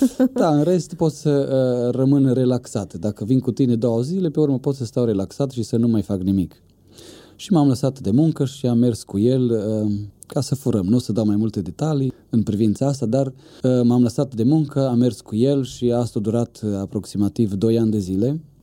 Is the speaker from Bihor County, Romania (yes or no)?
no; Bistrița, Bistrița-Năsăud, Romania; Eu sunt din Bistrița, acolo m-am născut